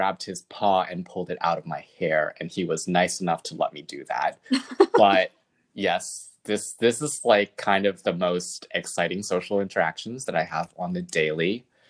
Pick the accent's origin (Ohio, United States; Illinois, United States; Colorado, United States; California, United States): California, United States; born there; I would tell them that my parents are from Taiwan, but I was born in California.